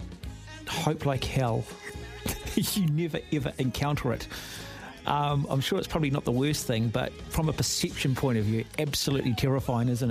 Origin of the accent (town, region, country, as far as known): Auckland, New Zealand; born or raised there